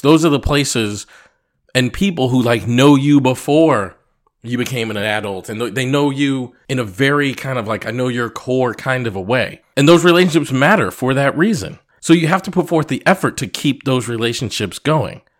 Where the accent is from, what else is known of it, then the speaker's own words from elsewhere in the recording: Massachusetts, United States; moved away; I grew up in Massachusetts